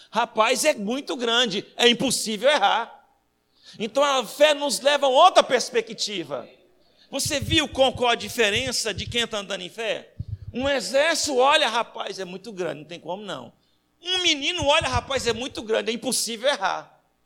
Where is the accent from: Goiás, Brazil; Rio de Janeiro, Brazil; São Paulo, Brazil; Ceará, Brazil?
Goiás, Brazil; Anápolis; moved away; Quando eu vou para casa da minha mãe em Goiás, que eu sou goiano, lá de Anápolis